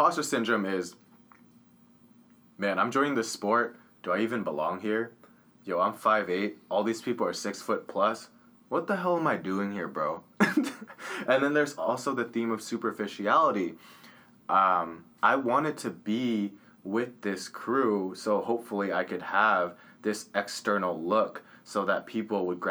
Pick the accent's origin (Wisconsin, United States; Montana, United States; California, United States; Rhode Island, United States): California, United States; Orange County; growing up in Orange County, it's a more wealthy area.